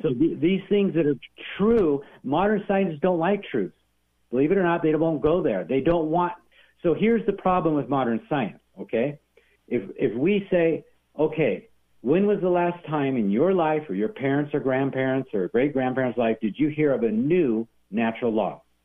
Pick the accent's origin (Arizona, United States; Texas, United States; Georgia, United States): Arizona, United States; moved away; I'm from Arizona originally